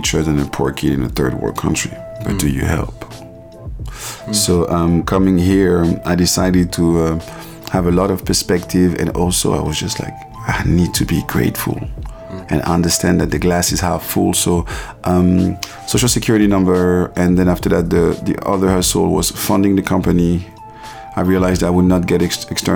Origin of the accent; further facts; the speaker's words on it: Paris, Île-de-France, France; moved away as an adult; also born or lived in Ivory Coast; now in New York, United States; I was born in Paris. I grew up in Paris in a traditional African background